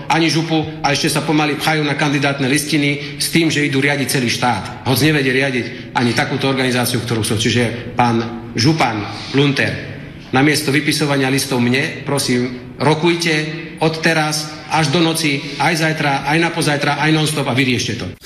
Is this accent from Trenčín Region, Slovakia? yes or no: no; Banská Bystrica, Banská Bystrica Region, Slovakia; Ja som z Banskej Bystrice